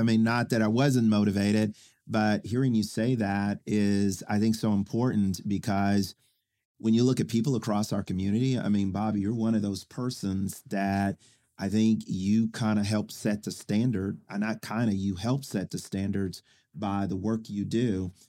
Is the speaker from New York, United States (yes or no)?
no; Oklahoma City, Oklahoma, United States; also born or lived in Spencer, Oklahoma; I grew up in Oklahoma City